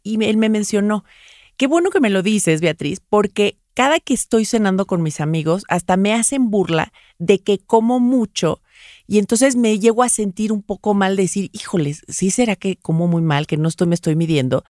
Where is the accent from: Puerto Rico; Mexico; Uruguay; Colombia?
Mexico; yo soy mexicana